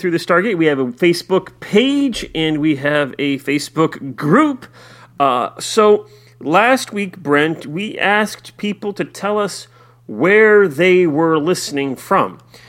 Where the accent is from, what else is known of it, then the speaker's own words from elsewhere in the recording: Iowa, United States; I did mention on there that I'm from Central Iowa